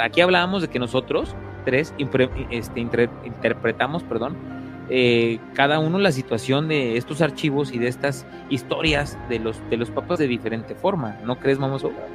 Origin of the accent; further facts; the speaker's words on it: Puebla, Mexico; Yo soy del estado de Puebla